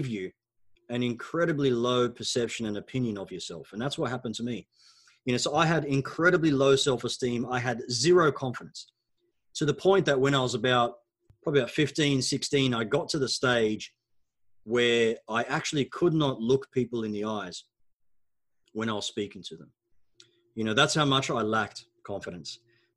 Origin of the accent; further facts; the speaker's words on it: Australia; first language Arabic; English is a second language; also born or lived in Egypt; When we immigrated from Egypt to Australia